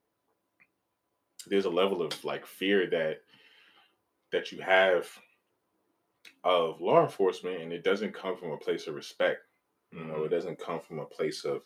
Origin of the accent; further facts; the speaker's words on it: New York City, New York, United States; I'm from East Harlem.